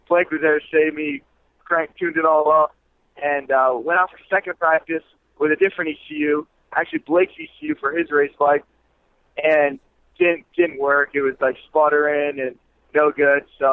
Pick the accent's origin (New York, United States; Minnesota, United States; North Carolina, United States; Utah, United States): New York, United States; I'm from New York